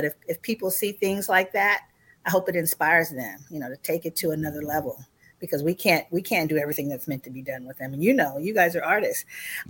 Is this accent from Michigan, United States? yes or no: yes; Detroit, Michigan, United States; born there; I was born in Detroit, Michigan, 2 months after the urban rebellion that took place in Detroit.